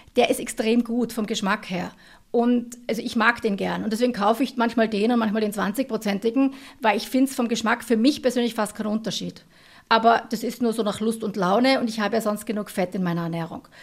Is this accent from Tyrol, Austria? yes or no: yes; Tyrol, Austria; ich bin aus Tirol